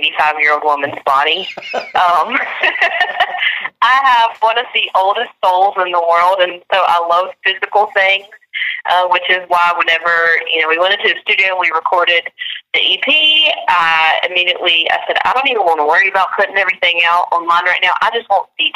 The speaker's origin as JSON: {"language": "English", "town": "Angier", "region": "North Carolina", "country": "United States", "tie": "born or raised there", "said": "my hometown in Ander, North Carolina"}